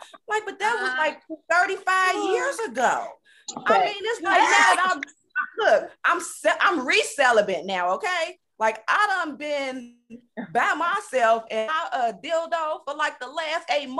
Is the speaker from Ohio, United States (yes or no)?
yes; Cincinnati, Ohio, United States; I'm from Cincinnati, Ohio.